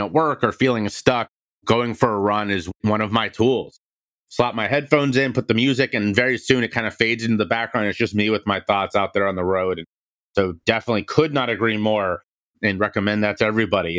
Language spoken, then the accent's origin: English; Cincinnati, Ohio, United States; moved away; I'm from Cincinnati, Ohio. I grew up in a very athletic family